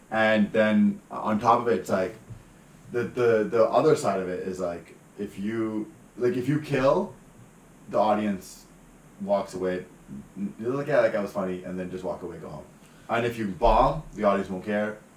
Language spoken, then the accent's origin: English; Surrey, British Columbia, Canada; I grew up in Surrey City